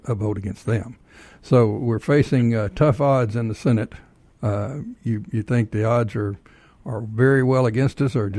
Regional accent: Bells, Texas, United States; also born or lived in Leonard, Texas; I was born in North Central Texas, up in a little place called Leonard, Texas, and a year later moved to Bells. That's where I tell everybody I'm from Bells. It's just a kind of a hole in the road there

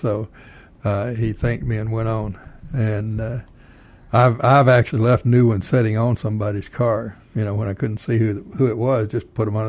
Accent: North Texas, United States; now in Georgia, United States; I'm not from Georgia. I'm from a little town in North Texas.

